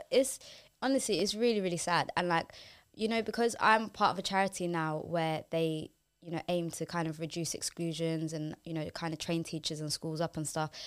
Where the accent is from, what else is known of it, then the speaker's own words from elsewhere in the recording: London, United Kingdom; I grew up in West London